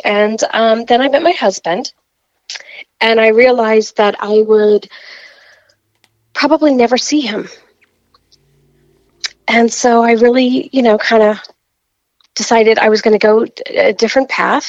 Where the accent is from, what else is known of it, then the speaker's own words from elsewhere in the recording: New York, United States; No, I'm from New York, New Jersey area.